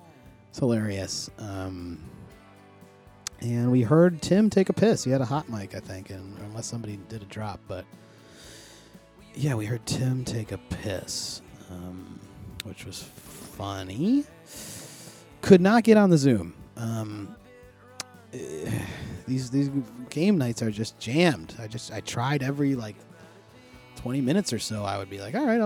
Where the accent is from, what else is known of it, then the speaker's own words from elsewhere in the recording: Buffalo, New York, United States; this team that is from my hometown